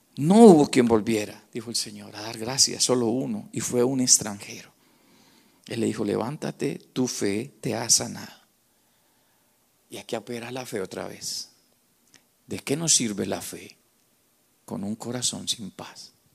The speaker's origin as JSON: {"language": "Spanish", "country": "Colombia", "said": "los que somos de Colombia"}